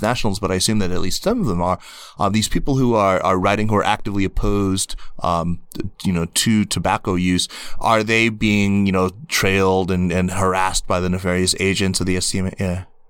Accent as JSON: {"language": "English", "country": "United States", "tie": "born or raised there", "said": "I'm an American. I grew up here."}